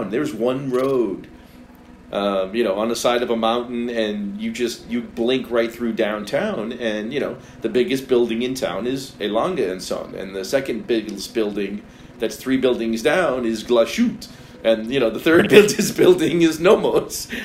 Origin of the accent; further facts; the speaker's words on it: United States; as stupid Americans.